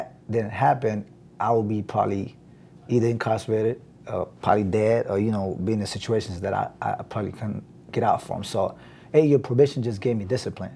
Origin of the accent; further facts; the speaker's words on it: Jersey City, New Jersey, United States; moved away as an adult; now in Atlanta, United States; I came to Atlanta in 2004, so my background, I'm from Jersey City